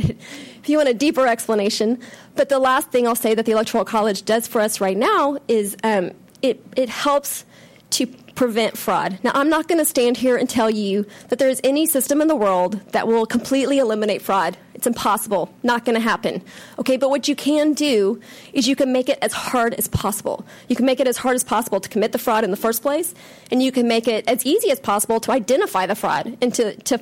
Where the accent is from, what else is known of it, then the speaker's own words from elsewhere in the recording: Texas, United States; My home state, Texas